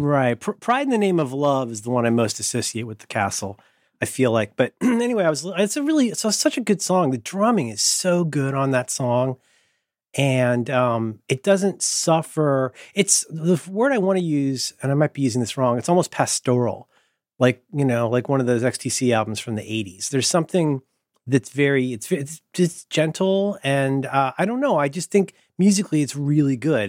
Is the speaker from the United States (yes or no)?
yes; Ohio, United States; I'm from Ohio